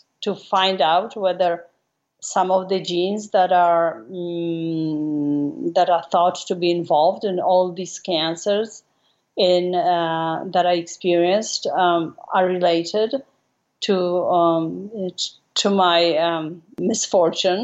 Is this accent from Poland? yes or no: yes; Warsaw, Masovian Voivodeship, Poland; moved away as an adult; now in United States; I was raised and grew up in Warsaw, in the middle of the country.